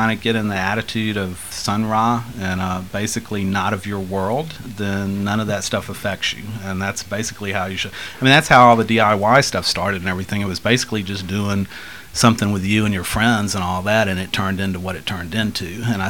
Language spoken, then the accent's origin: English; Washington, United States; we don't walk around going, "We're from Washington State," you know, kind of thing.